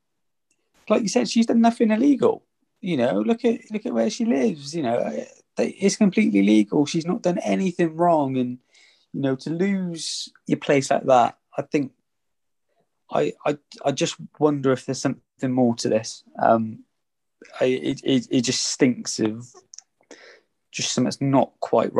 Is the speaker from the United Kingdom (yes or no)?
yes; England, United Kingdom; we're English